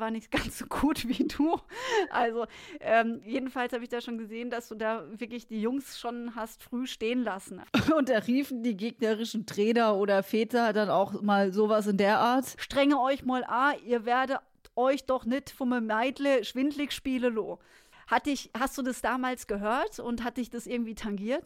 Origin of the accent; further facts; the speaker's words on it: Münstertal, Baden-Württemberg, Germany; moved away; wir kommen beide aus dem Münstertal.